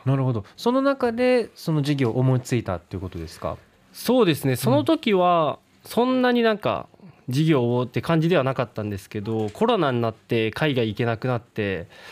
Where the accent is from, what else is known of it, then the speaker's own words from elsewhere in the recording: Miyazaki, Japan; moved away; also born or lived in Fukuoka; 宮崎出身なんですけど、福岡に来た時に